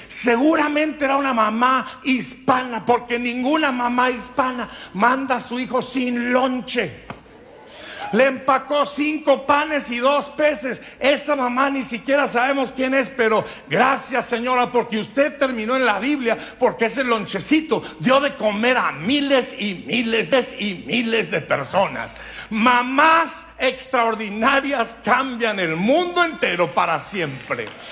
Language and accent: Spanish; Durango, Mexico; moved away; Cuando yo estaba creciendo en Durango, México